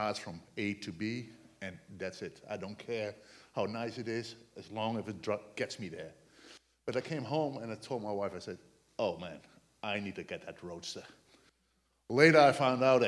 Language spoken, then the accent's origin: English; Netherlands; English is a second language; moved away as an adult; now in United States; I came from the Netherlands.